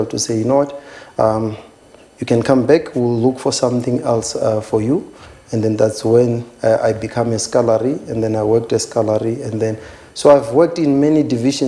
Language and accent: English; Kakango, near Thohoyandou, Limpopo, South Africa; moved away as an adult; now in Johannesburg, South Africa; I was born and bred in Kakango. It's a small village which is 25 kilometers away from Toyando.